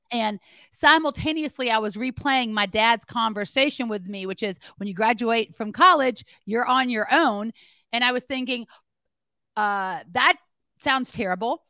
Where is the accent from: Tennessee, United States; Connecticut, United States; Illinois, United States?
Tennessee, United States; Memphis; also born or lived in Greenwood, Mississippi; I was born in Greenwood, Mississippi, and raised in Memphis, Tennessee